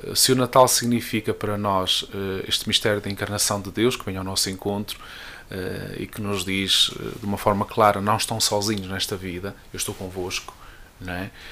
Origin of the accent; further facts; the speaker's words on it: Marco de Canaveses, Norte, Portugal; eu sou natural do Marco, uma bonita freguesia de Soalhães